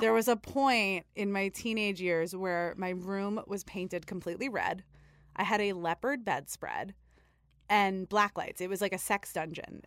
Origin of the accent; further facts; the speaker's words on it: New York City, New York, United States; I am from Staten Island